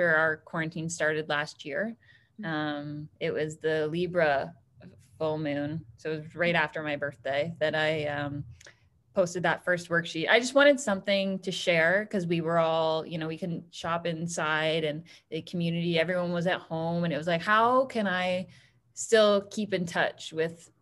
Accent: Orillia, Ontario, Canada; now in Hamilton, Canada; I'm from a small town. Like, I grew up in Orillia, so population 30,000

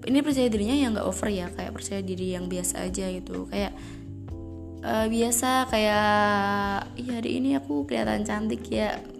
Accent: Java, Indonesia; kayak gue orang Jawa guys gak cocok bilang lo

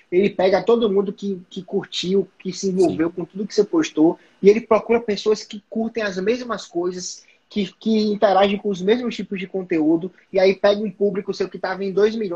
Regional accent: Salvador, Bahia, Brazil; ele sabe que eu uso iPhone, ele sabe que eu, que eu sou de Salvador, e ele sabe que eu sou de Aquário, porra, é um mago.

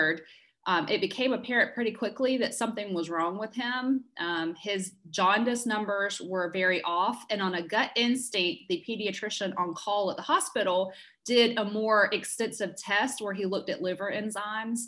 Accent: South Carolina, United States; moved away as an adult; now in Peachtree City, United States; I am originally from South Carolina. I moved here after college

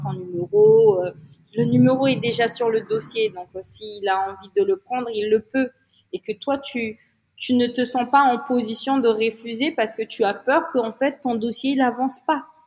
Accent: Antsiranana, Diana, Madagascar; moved away as an adult; also born or lived in Paris, France; now in Antsiranana, Madagascar; quand j'étais enfant ici à Diego Suarez, dans ma ville là

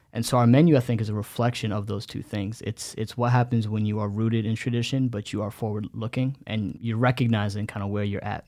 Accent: United States; first language Bengali; English is a second language; growing up in america i remember for me being the, the older you know older son

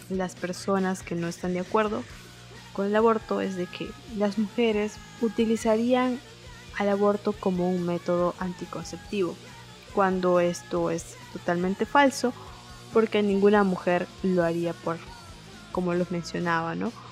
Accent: Peru; soy estudiante, soy activista en derechos sexuales y reproductivos, soy peruana, tengo 23 añitos

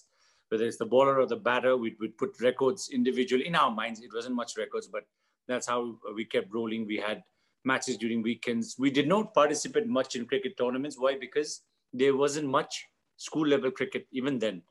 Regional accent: Kathmandu, Bagmati, Nepal; I was born in Kathmandu

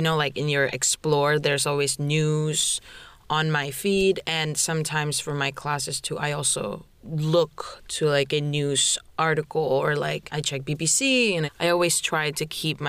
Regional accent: Indonesia; moved away; I'm from Indonesia.

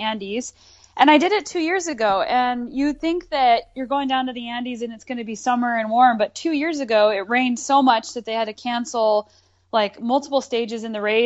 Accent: Albuquerque, New Mexico, United States; I grew up in Albuquerque, New Mexico

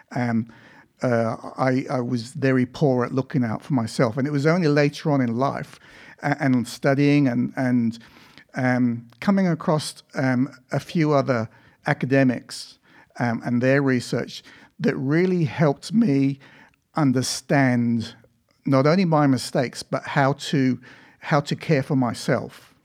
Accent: Ipswich, East of England, United Kingdom; also born or lived in Africa / Victoria, Australia; now in Australia; I was born in England, and that's where I lived for the first twelve years of my life

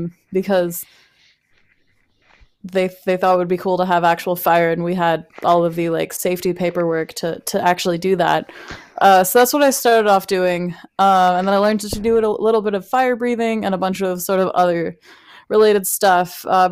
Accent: Alaska, United States; now in Texas, United States; when I first moved here, it was like, hey … I'm from Alaska. That's how I introduced myself.

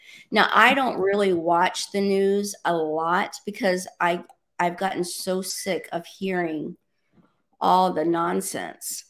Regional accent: Orlando, Florida, United States; now in Miami, United States; I was born and raised in Orlando.

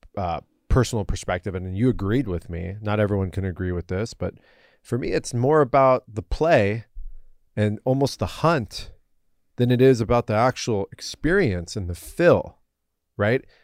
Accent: United States; I was born and raised here as an American

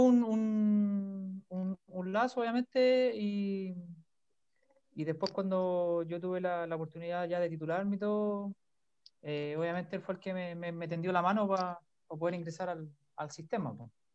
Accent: Rancagua, O'Higgins, Chile; yo soy de Rancagua, ¿ya? Yo soy de la sexta región

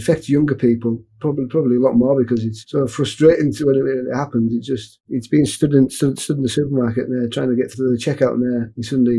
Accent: Carlisle, North West England, United Kingdom; I'm from Carlisle in Cumbria, which is north of England.

